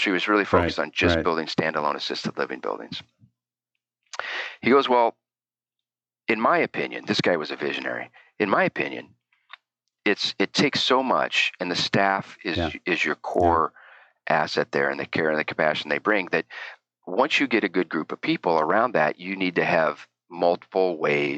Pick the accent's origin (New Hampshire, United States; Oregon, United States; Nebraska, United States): Oregon, United States; Eastern; I grew up in a pretty cool place in Eastern Oregon.